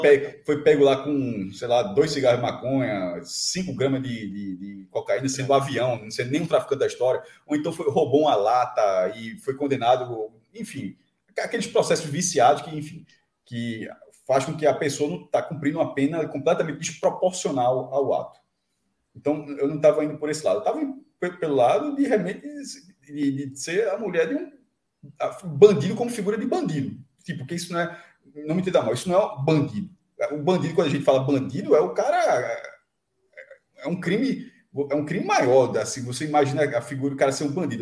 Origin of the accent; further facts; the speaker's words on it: Olinda, Pernambuco, Brazil; na minha infância, em, em Olinda